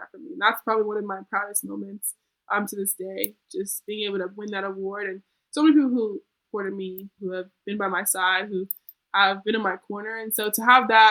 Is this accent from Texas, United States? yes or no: no; Colorado, United States; moved away; I'm from Colorado